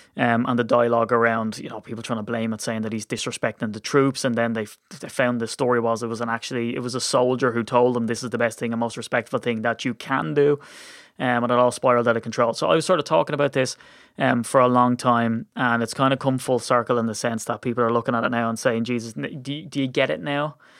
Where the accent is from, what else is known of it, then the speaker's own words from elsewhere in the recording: Ireland; as an Irishman